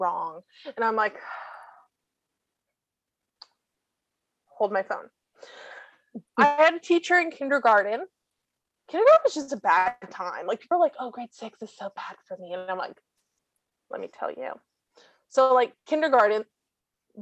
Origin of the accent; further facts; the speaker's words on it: Toronto, Ontario, Canada; I grew up in SickKids pretty much